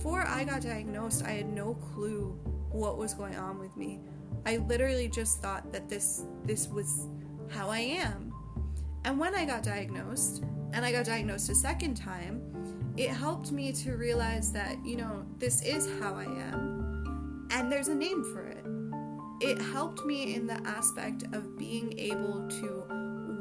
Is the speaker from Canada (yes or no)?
yes; Canada; my own country of Canada. I'm from Canada